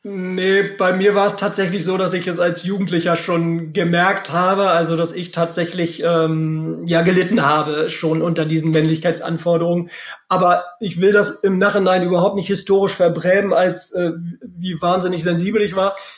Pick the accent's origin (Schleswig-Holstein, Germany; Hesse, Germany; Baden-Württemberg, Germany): Schleswig-Holstein, Germany; Lübeck; moved away as an adult; now in Bielefeld, Germany; bin ja auch gebürtiger Lübecker